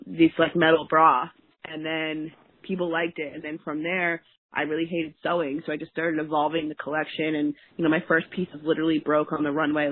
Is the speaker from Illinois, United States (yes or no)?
no; between Kingston and Woodstock, upstate New York, United States; moved away as an adult; also born or lived in Brooklyn, New York; I actually grew up in upstate New York, and I moved to Brooklyn